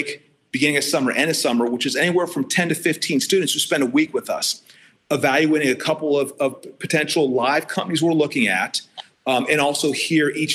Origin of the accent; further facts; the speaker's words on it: Ohio, United States; moved away as an adult; my home state